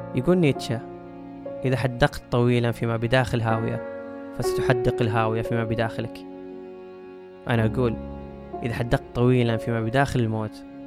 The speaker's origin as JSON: {"language": "Arabic", "country": "Saudi Arabia", "said": "هنا عندنا في السعودية"}